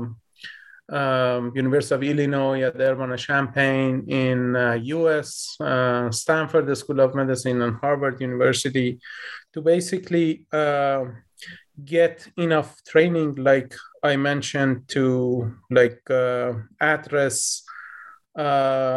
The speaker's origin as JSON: {"language": "English", "town": "Tehran", "region": "Tehran Province", "country": "Iran", "tie": "born or raised there", "moved": "as an adult", "lives_now": "United States", "said": "I was born in Tehran, the capital city of Iran. So we were basically growing up in a weird situation at those days. I kind of vividly remember the fear that we basically felt as a child growing up in Iran"}